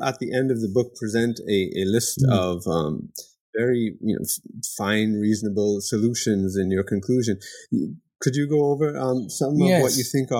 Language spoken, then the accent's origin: English; Canada; also born or lived in United Kingdom; I did grow up in Canada, and I did my PhD in the UK and so forth. My heritage is West Indian, and I'm of Indian, South Asian, Hindu background.